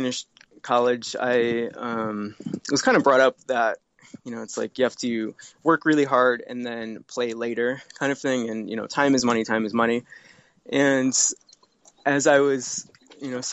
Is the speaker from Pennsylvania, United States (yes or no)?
no; Connecticut, United States; moved away; I grew up in Connecticut, and my family always had boats on Long Island Sound